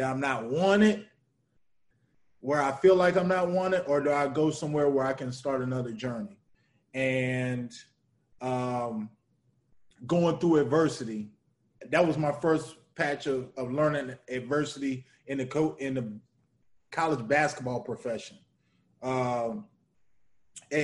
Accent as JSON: {"language": "English", "town": "Roanoke", "region": "Virginia", "country": "United States", "also_born_or_lived": "Lake Charles, Louisiana", "moved": "as an adult", "said": "I'm from Roanoke, Virginia"}